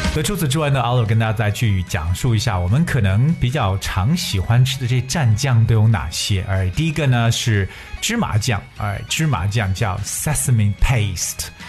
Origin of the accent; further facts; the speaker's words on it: China; 我们中国人一旦聚在一起呢，少不了的就是各种各样的大吃大喝